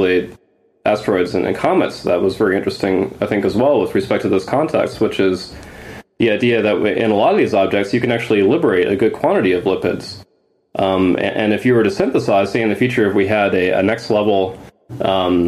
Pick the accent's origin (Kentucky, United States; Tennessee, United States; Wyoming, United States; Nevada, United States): Wyoming, United States; Grand Teton National Park; I grew up in Grand Teton National Park when my dad was working